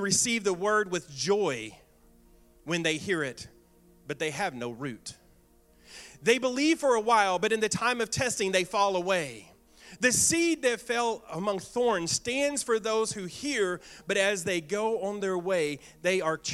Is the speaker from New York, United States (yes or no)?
no; Bootheel, Missouri, United States; I was raised in the Boot Hill, Missouri